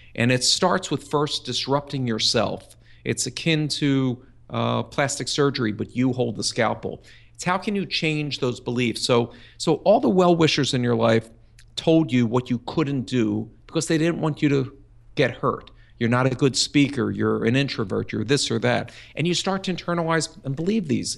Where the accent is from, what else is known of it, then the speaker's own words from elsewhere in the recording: Philadelphia, Pennsylvania, United States; I grew up, uh, in Philadelphia